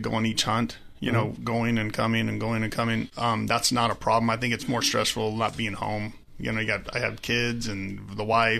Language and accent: English; California, United States; In Southern California.